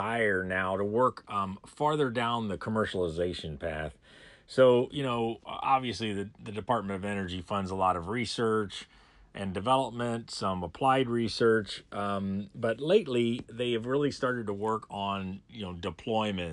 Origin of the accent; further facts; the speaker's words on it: Ohio, United States; I grew up in Ohio and went to Ohio State